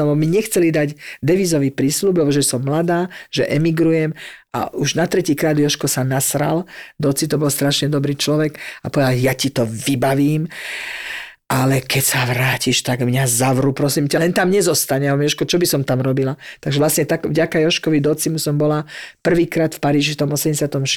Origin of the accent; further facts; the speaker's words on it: Zlaté Moravce, Nitra Region, Slovakia; moved away as an adult; now in Paris, France; my zo Zlatých Moraviec